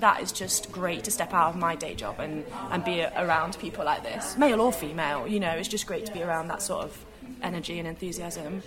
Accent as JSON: {"language": "English", "country": "United Kingdom", "said": "as British people, we"}